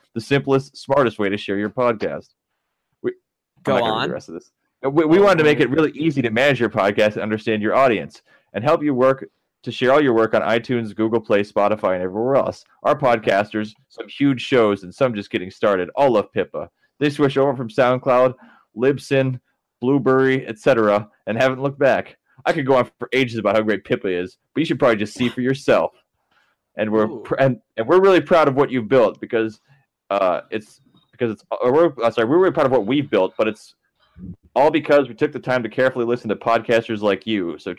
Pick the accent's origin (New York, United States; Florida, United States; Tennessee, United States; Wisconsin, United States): Florida, United States; Tampa; By the way, I'm an IRL friend of Lexi's, and I'm from Tampa, 813 Yay. Represent.